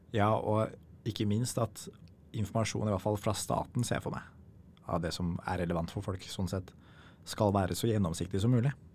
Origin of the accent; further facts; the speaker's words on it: Norway; vi i Norge